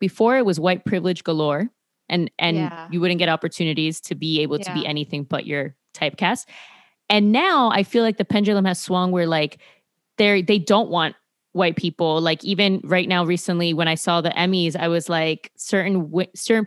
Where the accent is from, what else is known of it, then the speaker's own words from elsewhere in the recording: Miami, Florida, United States; I grew up in Miami